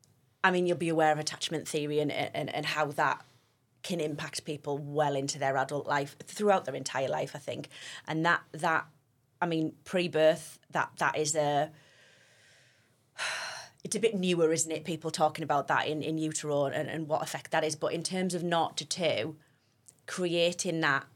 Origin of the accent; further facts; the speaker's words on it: Stockton-on-Tees, North East England, United Kingdom; I'm sort of Teesside, Cleveland, born and bred. So born in Stockton and lived here my whole life.